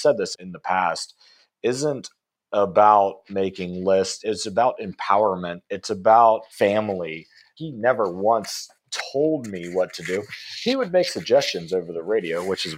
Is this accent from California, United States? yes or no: no; North Carolina, United States; moved away as an adult; also born or lived in Colorado / Atlanta, Georgia; now in Dallas, United States; I'm actually from North Carolina.